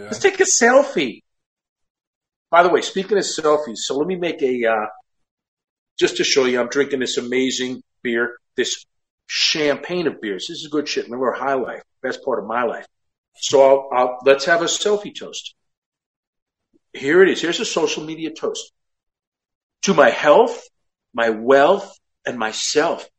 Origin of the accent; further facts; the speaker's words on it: Westchester, New York, United States; I grew up in Westchester